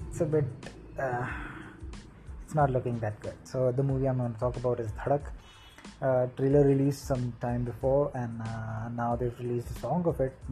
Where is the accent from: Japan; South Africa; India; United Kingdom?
India; If you haven't figured it out, I'm from India. Uh, I guess my accent gives it away.